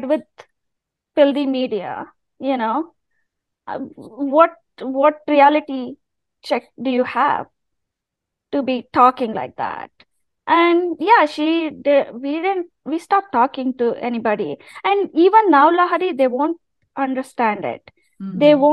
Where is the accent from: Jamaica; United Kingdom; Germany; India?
India; moved away; as an Indian person who's not religious